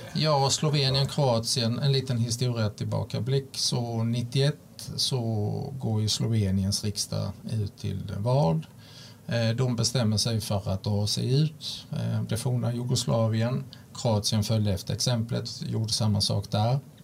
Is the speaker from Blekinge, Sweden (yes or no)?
yes; Olofström, Blekinge, Sweden; född, som sagt född och uppvuxen i i Blekinge, en liten bruksort